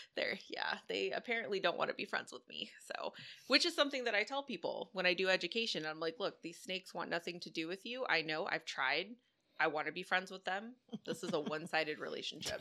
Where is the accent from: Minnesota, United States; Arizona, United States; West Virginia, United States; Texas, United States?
Texas, United States; Dallas; moved away as an adult; now in Houston, United States; I'm from Dallas originally, uh, moved down to Houston here a few years ago.